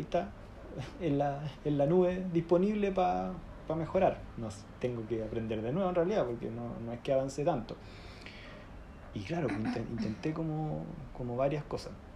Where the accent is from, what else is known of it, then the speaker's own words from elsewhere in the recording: Chile; accent: chileno; moved away as an adult; now in London, United Kingdom; estudié en Chile